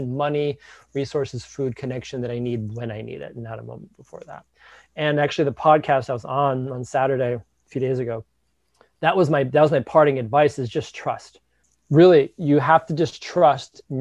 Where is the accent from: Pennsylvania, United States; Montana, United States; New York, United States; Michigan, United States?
Michigan, United States; Detroit; growing up in the Midwest, right, in Detroit